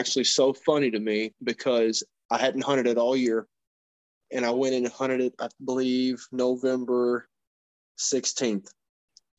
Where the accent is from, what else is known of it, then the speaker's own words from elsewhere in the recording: Kentucky, United States; moved away as an adult; now in Indiana, United States; I live in Indiana currently. I'm from Kentucky. I've lived there my entire life